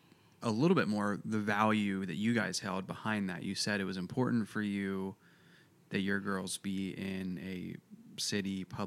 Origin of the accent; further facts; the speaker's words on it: Harrisburg, Pennsylvania, United States; I grew up in Harrisburg, in the greater Harrisburg area